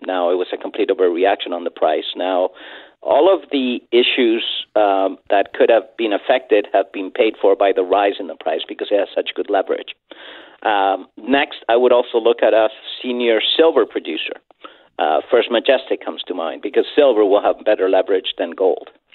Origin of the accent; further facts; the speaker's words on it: Chile; I'm from Latin America. I'm from Chile.